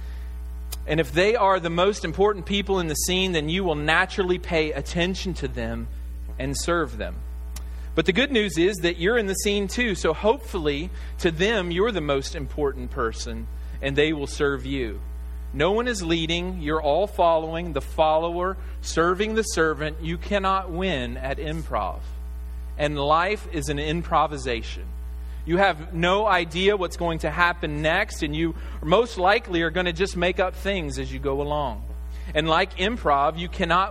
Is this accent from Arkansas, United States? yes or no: yes; Arkansas, United States; me being from Arkansas